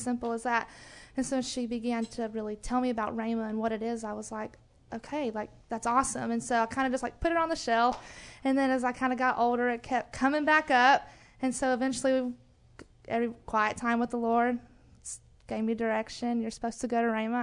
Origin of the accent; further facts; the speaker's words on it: Rome, Georgia, United States; I come from Rome, Georgia. So I'm from the northern part of Georgia